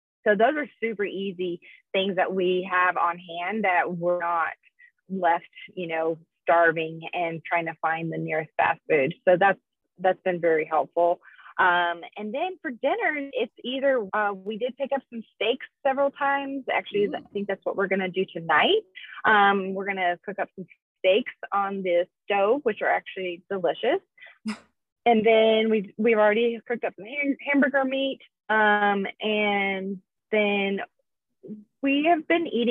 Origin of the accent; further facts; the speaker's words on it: Colorado, United States; also born or lived in Texas; I'm from Colorado